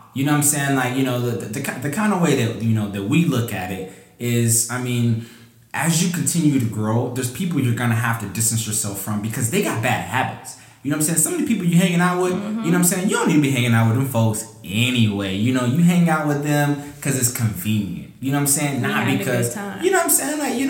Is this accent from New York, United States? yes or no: no; Decatur, Georgia, United States; I grew up in Decatur, Georgia